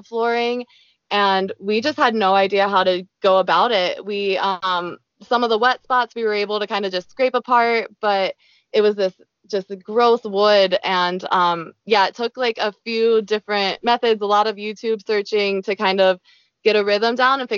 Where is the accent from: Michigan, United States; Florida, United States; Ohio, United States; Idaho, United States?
Ohio, United States; moved away as an adult; also born or lived in Cambodia / New Zealand; I'm from Ohio